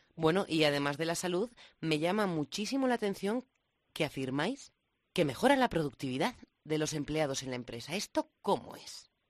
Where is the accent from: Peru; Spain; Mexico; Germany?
Spain; La Rioja; now in Madrid, Spain; Yo, como riojana sentada en Madrid